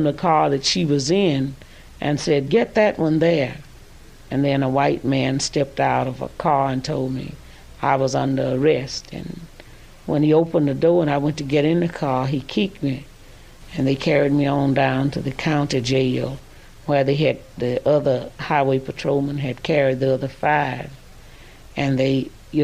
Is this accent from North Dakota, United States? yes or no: no; Louisville, Mississippi, United States; I was from Louisville